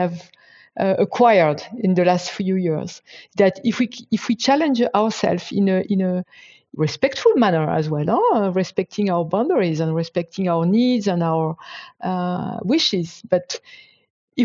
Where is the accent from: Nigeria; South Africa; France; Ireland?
France; moved away; I'm from a very French and traditional Christian family, Catholic family, and I was raised as such.